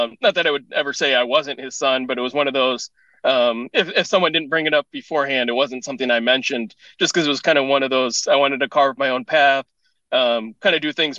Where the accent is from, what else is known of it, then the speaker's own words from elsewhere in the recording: Bloomington, Minnesota, United States; moved away as an adult; also born or lived in San Diego, California / Cincinnati, Ohio; I was born in San Diego. I grew up in Minnesota, in Bloomington